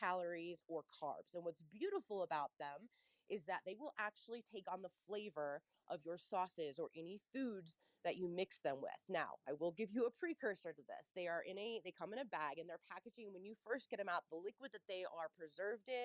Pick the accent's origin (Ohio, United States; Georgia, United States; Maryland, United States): Ohio, United States; Cincinnati; moved away; I'm from Cincinnati, Ohio. So any of my fellow Cincinnatians